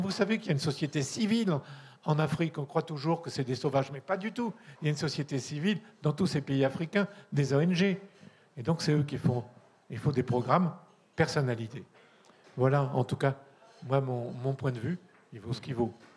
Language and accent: French; Corsica, France; je suis un latin, j'y peux rien, je viens de Corse